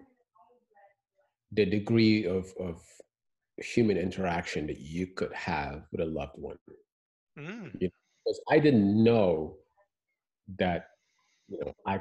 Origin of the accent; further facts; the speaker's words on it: Senegal; moved away as an adult; now in United States; back home in Senegal